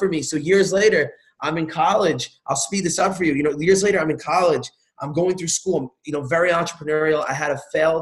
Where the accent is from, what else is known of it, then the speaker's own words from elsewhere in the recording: New York, United States; I'm here from New York